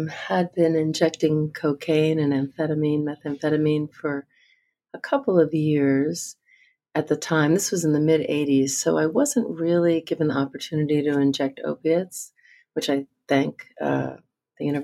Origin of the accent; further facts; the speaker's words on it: New Jersey, United States; I grew up in New Jersey